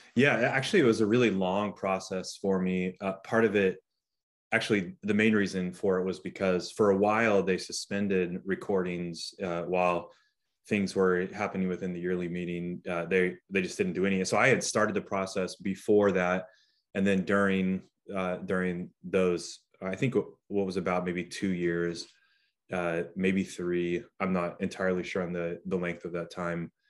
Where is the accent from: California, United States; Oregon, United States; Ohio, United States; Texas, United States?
Oregon, United States; Newberg; I did all of my growing up in Newburgh through high school